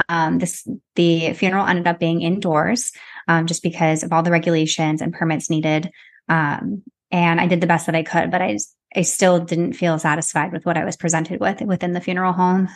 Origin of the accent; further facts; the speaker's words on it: Arizona, United States; now in New York City, United States; I'm from Arizona, but I currently live in New York City.